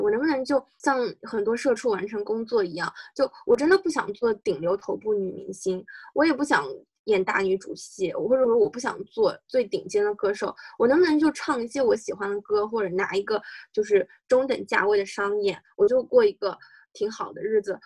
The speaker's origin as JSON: {"language": "Chinese", "country": "China", "said": "尤其是作为中国人都明白"}